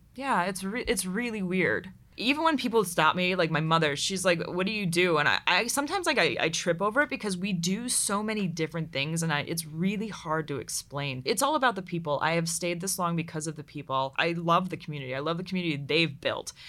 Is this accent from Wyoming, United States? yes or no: no; Pittsburgh, Pennsylvania, United States; moved away as an adult; also born or lived in Dayton, Ohio; I grew up in Pittsburgh, Pennsylvania